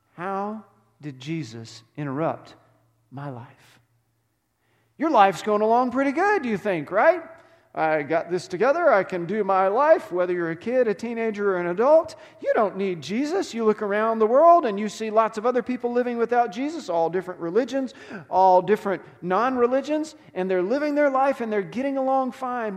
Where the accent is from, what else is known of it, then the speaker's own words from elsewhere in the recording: Texas, United States; moved away; I grew up in Texas.